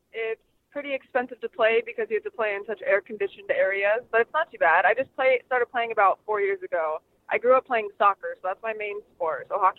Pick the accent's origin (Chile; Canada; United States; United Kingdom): United States; Sandy, Utah; moved away as an adult; now in Phoenix, United States; I am 26. I'm originally from Sandy, Utah, and I moved to Phoenix, Arizona about 8 years ago now.